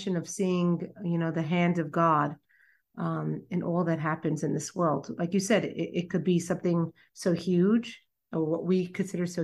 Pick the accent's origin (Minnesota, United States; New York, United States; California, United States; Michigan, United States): New York, United States; New York City; as a young girl, I grew up in Brooklyn